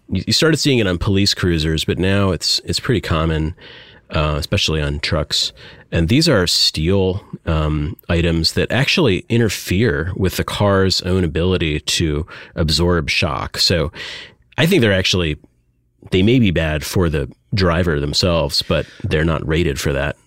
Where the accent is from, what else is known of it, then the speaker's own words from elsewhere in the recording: Michigan, United States; I grew up in Michigan